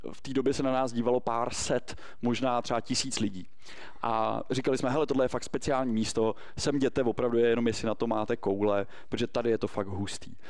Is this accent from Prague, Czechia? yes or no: yes; Prague, Czechia; my skutečně v Praze žijeme, nejsme úplně z centra, já jsem z Prahy 5, ale do školy jsem chodil na uhelný trh